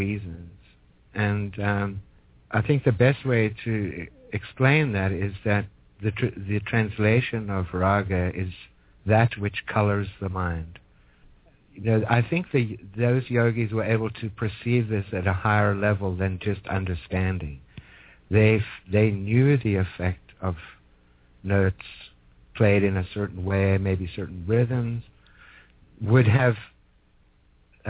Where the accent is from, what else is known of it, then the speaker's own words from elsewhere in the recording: Johannesburg, Gauteng, South Africa; moved away; also born or lived in Petersburg, South Africa; I am from Johannesburg, but my uncle had a farm way in the north